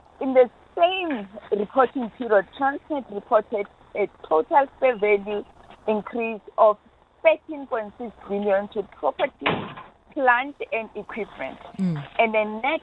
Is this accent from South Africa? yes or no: yes; South Africa; as South African